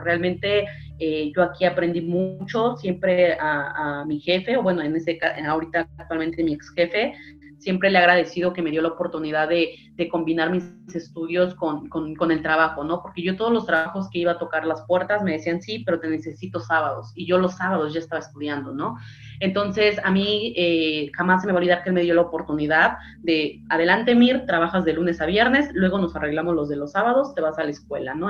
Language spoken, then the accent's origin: Spanish; Mexico City, Mexico; soy 100% chilanga, soy nacida aquí exactamente en la Ciudad de México.